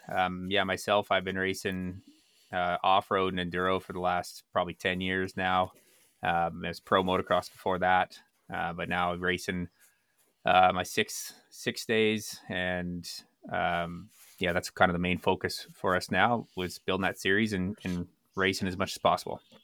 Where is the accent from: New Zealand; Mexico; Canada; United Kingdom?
Canada; Medicine Hat, Alberta; also born or lived in Calgary; born and raised in Medicine Hat, Alberta, Canada